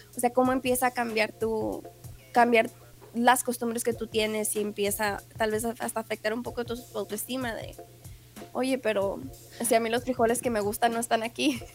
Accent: Ciudad Juárez, Chihuahua, Mexico; moved away as an adult; also born or lived in El Paso, Texas / Utah; now in United States; es fronterizo de Ciudad Juárez

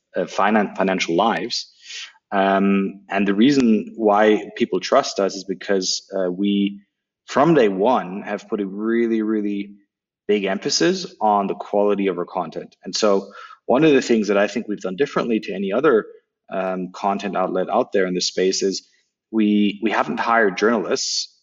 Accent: Berlin, Germany; English is a second language; I grew up in in what used to be the American sector um, in Berlin, and uh, that's where I learned English.

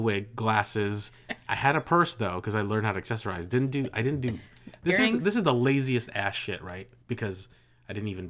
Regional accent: Philippines; now in United States; I grew up poor in the Philippines, and so when we came to the United States, that was new to me.

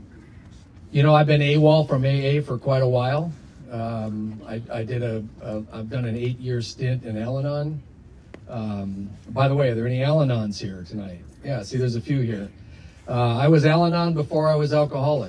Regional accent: Minneapolis, Minnesota, United States; We hail from Minneapolis, Minnesota

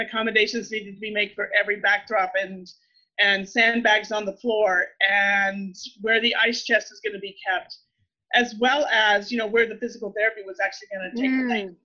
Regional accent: Texas, United States; moved away as an adult; also born or lived in Louisiana; I grew up in Texas

